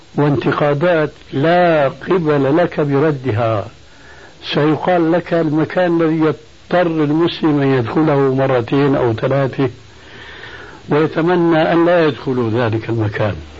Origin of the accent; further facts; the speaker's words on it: Syria; عندنا في سوريا